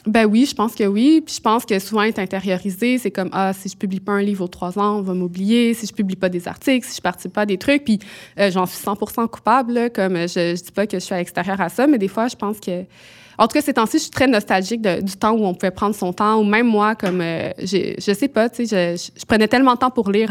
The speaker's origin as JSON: {"language": "French", "region": "Quebec", "country": "Canada", "said": "je venais du Québec"}